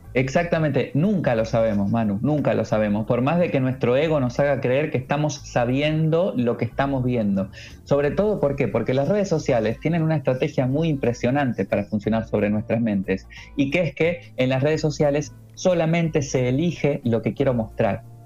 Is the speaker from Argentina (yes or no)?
yes; Argentina; now in Murcia, Spain; yo soy argentino, que yo vivo en Murcia